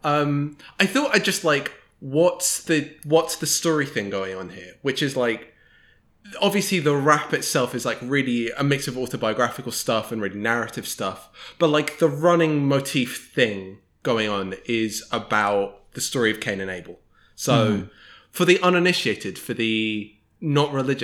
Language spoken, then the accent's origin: English; United Kingdom; I come to this as both a British person